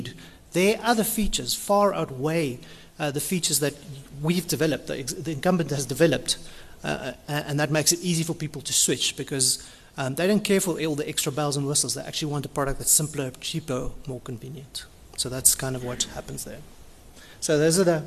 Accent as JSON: {"language": "English", "town": "Cape Town", "region": "Western Cape", "country": "South Africa", "said": "I'm from Cape Town"}